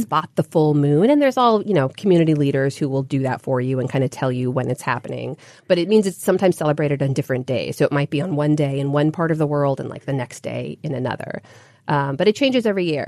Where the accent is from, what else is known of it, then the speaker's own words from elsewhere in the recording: United States; my sisters and I were all born and raised here. So we're the first generation Americans in our families